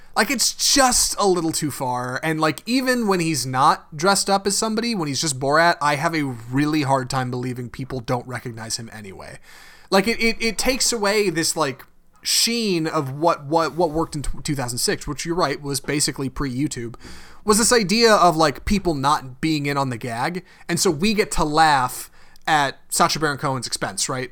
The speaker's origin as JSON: {"language": "English", "country": "United States", "said": "we're American"}